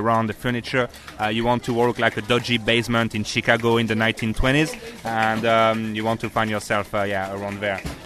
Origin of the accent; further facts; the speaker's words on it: France; English is a second language; moved away as an adult; also born or lived in Newfoundland, Canada; now in Auckland, New Zealand; From France, next to Switzerland, like half an hour drive from Switzerland and an hour drive from Italy